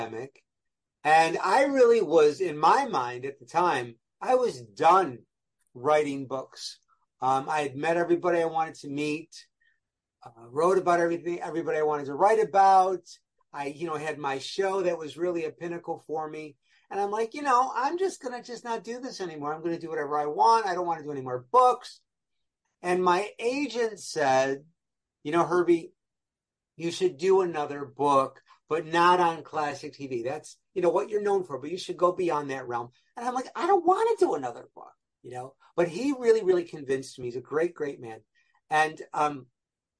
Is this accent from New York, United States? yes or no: yes; Rochester, New York, United States; moved away; I was back in Rochester, New York, my hometown